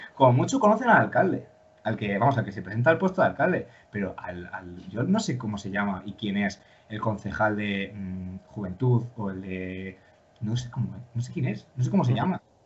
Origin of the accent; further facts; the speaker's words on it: León, Castile and León, Spain; yo, pues ya sabéis, que soy de León